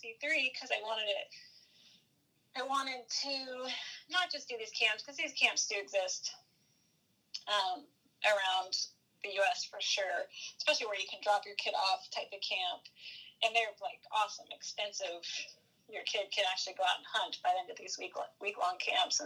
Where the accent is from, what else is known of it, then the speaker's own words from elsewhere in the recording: Coos Bay, Oregon, United States; also born or lived in Kodiak, Alaska; now in Virginia Beach, United States; I grew up in Coos Bay